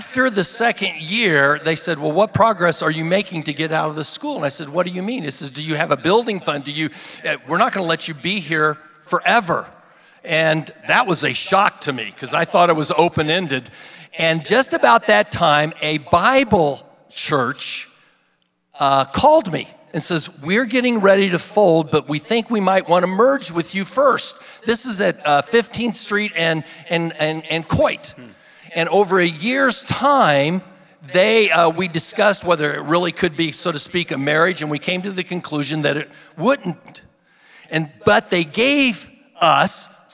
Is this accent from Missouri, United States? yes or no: yes; Independence, Missouri, United States; moved away; I came from Independence, Missouri originally, Truman High School